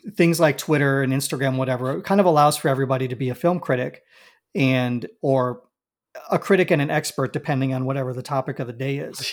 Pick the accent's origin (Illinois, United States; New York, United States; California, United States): Illinois, United States; Chicago; I'm a born and raised Southsider